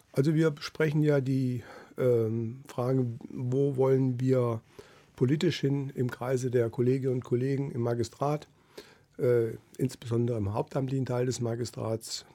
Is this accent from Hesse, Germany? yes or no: yes; Tann, Hesse, Germany; moved away as an adult; also born or lived in Wiesbaden; now in Kassel, Germany; Mein Vater war über 35 Jahre Bürgermeister in meinem Heimatort. Das ist ein kleines Städtchen in der Rhön, Tann